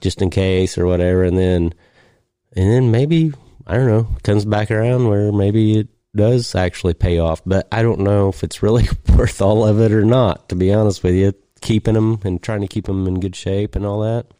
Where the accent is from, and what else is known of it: United States; accent: hillbilly